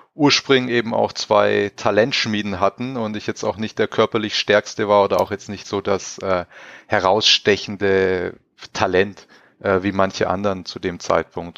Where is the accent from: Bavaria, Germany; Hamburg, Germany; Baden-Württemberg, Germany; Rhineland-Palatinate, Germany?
Baden-Württemberg, Germany; Crailsheim; moved away as an adult; also born or lived in Villingen-Schwenningen / Rastatt / Karlsruhe; meine ersten Schritte habe ich in Kreilsheim gemacht, in meiner Heimatstadt